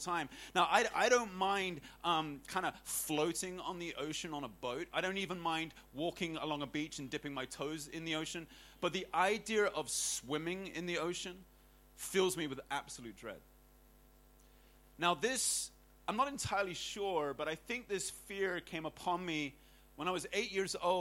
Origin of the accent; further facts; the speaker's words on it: Hong Kong; growing up in Hong Kong